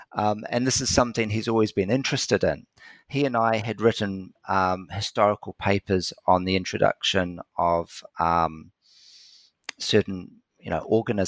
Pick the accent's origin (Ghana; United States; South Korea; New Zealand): New Zealand; when I was a kid growing up in New Zealand in the 70s and 80s